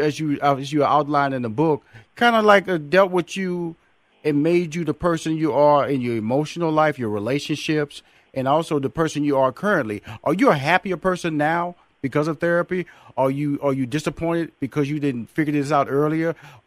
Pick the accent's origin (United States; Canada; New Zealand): United States; Houston, Texas; I was born and raised in Houston, Texas.